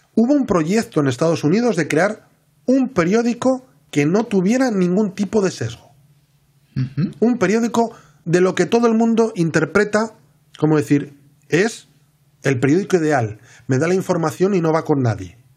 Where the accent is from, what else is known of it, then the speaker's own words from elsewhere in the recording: Asturias, Spain; yo soy de Asturias